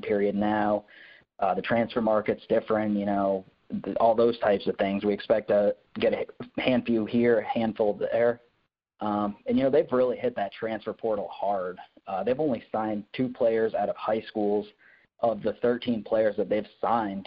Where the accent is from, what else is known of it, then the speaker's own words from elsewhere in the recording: Maine, United States; moved away; I'm from Maine originally